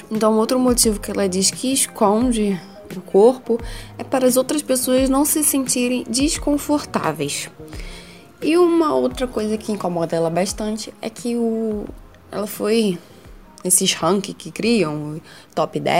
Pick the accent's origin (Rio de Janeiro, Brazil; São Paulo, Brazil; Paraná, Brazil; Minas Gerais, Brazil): Rio de Janeiro, Brazil; Eu sou carioca, então imagina um calor, um caos total.